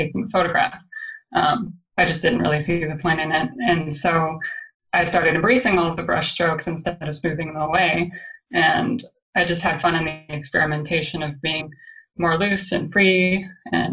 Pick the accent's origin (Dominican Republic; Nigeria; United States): United States; Santa Cruz, California; I grew up in Santa Cruz, California